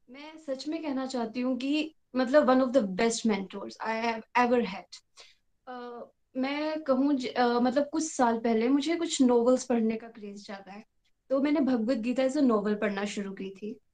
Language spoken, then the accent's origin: Hindi; Chamba, Himachal Pradesh, India; मैं चंबा हिमाचल प्रदेश से हूँ